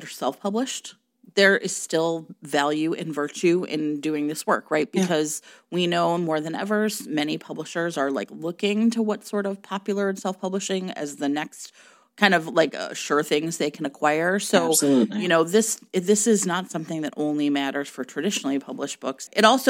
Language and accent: English; Houston, Texas, United States; I, in fact, grew up in Houston in the 90s.